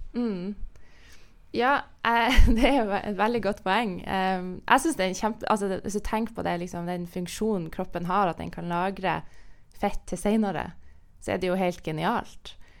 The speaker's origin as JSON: {"language": "Norwegian", "region": "Northern Norway", "country": "Norway", "said": "Nord-Norge, der jeg er fra, så spiser vi jo torsk."}